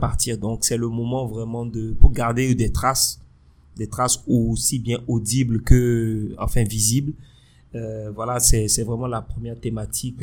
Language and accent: French; Benin; je suis béninois. Moi, j'ai fait tout mon cursus ici, euh, euh du primaire à l'université